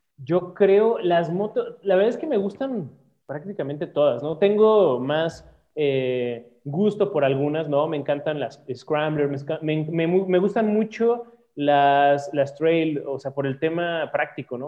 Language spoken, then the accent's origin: Spanish; Mexico; uno mexicano